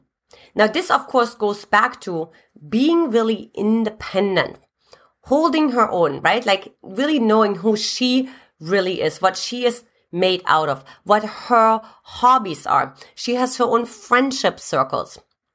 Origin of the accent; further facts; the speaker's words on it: eastern Germany, Germany; As a matter of fact, I came from Eastern Germany.